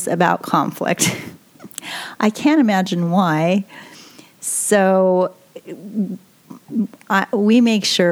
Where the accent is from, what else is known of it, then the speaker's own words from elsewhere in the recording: New York, United States; I'm originally from New York